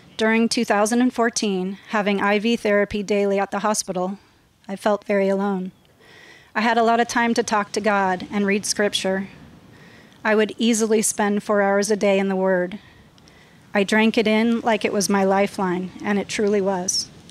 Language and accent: English; Los Angeles, California, United States; I was raised in San Fernando Valley in West Hills